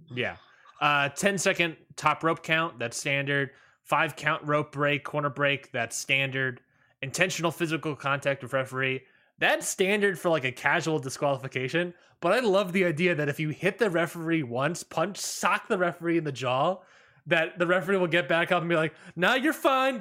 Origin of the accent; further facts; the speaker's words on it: Maryland, United States; moved away; I'm from Maryland